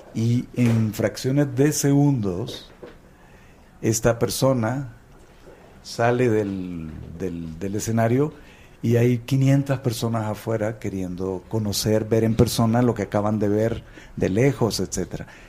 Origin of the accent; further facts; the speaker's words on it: Nicaragua; todos los nicaragüenses nacemos vacunados